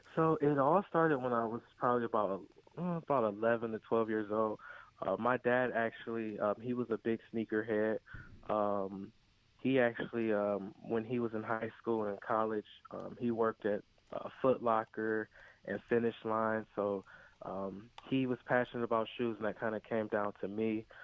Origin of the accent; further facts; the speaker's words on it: Cleveland, Ohio, United States; I'm from Cleveland